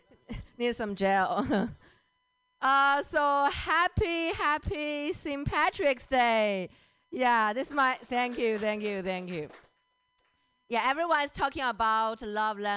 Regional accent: China; English is a second language; moved away; I grew up in China

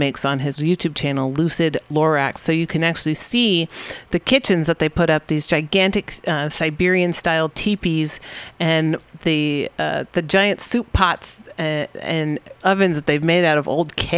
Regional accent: California, United States; I'm from California

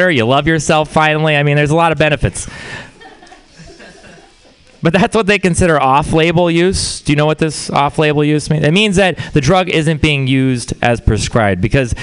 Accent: Texas, United States; I'm from Texas. Yeah, it is a place. We're very proud of it. Just ask any Texan. But the thing about Texas is it's also a weird place to grow up

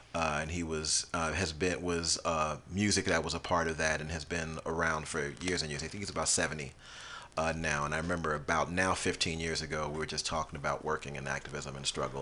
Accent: United States; born or raised there

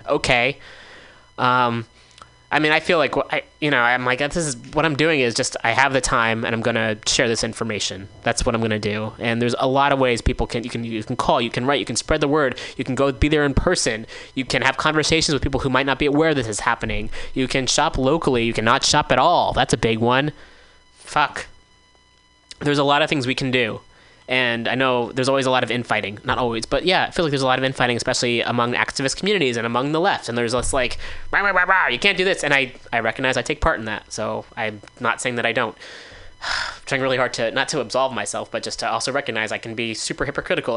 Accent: Bay Area, California, United States; I grew up in the Bay Area

